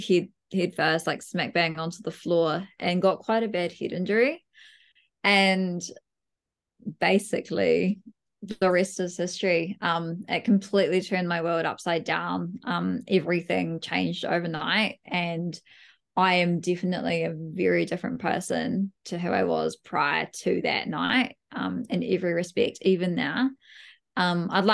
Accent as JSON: {"language": "English", "town": "Dunedin", "region": "Otago", "country": "New Zealand", "tie": "born or raised there", "said": "I was from Dunedin as well"}